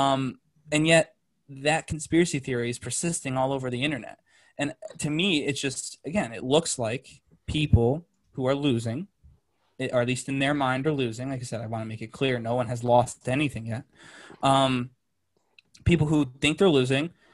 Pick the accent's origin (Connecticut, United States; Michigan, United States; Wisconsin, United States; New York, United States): Connecticut, United States; I was born in Connecticut